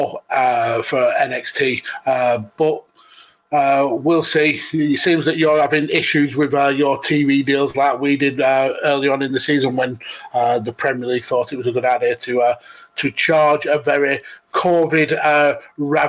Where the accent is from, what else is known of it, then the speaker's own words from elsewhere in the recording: United Kingdom; being British